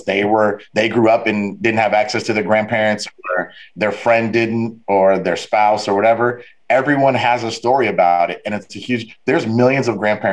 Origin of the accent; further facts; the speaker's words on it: Fort Lauderdale, Florida, United States; also born or lived in Evanston, Illinois; I was born and raised in Fort Lauderdale